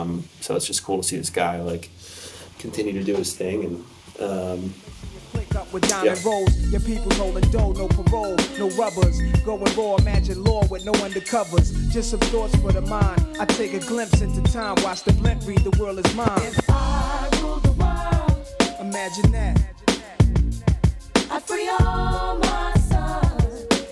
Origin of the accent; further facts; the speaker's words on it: New York, United States; we are from New York